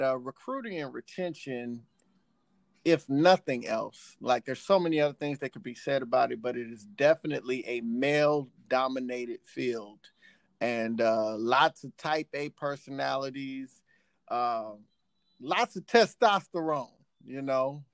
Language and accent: English; Texas, United States; born and raised in Texas